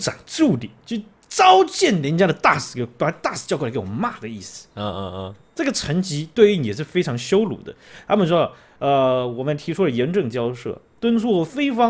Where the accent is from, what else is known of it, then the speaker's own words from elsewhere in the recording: Taiwan; 就是说台湾的新任的总统被选出来之后，哦，被我们台湾人选出来之后，有相当多的国家啊，跟我们这个道贺。